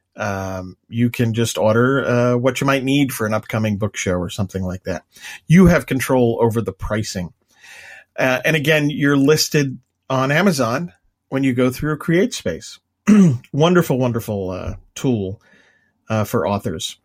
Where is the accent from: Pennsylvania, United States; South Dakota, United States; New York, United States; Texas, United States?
New York, United States; Long Island; I'm from Long Island